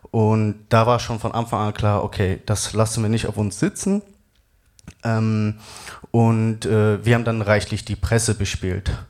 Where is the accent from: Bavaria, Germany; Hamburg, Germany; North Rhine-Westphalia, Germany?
North Rhine-Westphalia, Germany; Essen; Äh, ich komme aus Essen